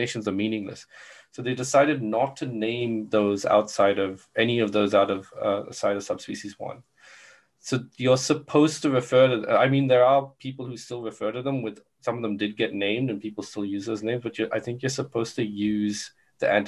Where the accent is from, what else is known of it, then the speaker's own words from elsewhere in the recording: Brisbane, Queensland, Australia; there's one in Brisbane. So my hometown gets represented as well.